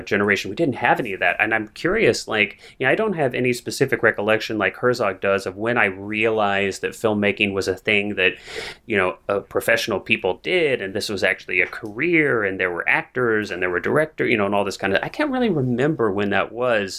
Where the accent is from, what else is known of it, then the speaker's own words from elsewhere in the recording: Missouri, United States; now in California, United States; I grew up in Missouri. I grew up in the Midwest to non-artistic parents.